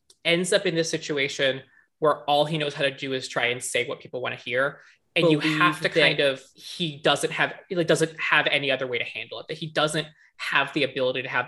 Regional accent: Virginia, United States; I'm from Virginia

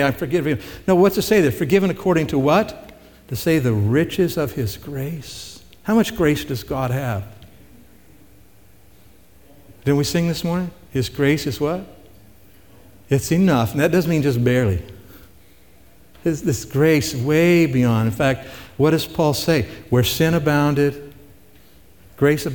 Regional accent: Missouri, United States; moved away; I'm originally from Missouri

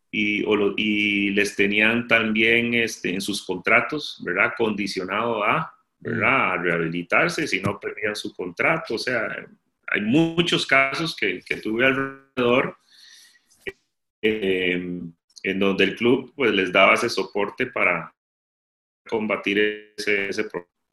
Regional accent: Costa Rica; moved away; Yo Costa Rica, Centroamérica

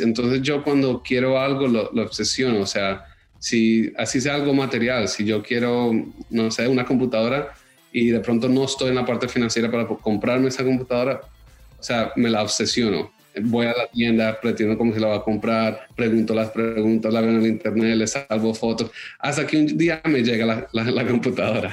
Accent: Miami, Florida, United States; also born or lived in Bogotá, Colombia / New York / London / Los Angeles; yo aunque crecí en Miami, viví en Nueva York, en Londres, en Los Ángeles y terminé viviendo en Toronto los tres años antes de llegar a Miami otra vez

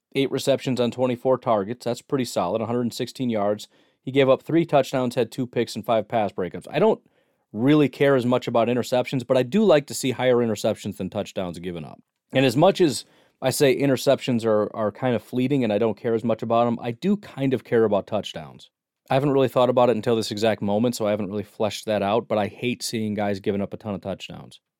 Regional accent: United States; I am a American millennial

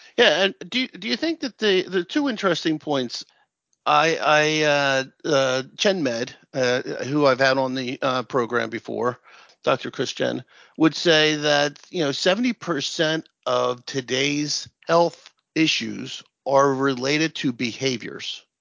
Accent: Princeton, New Jersey, United States; I'm from New Jersey

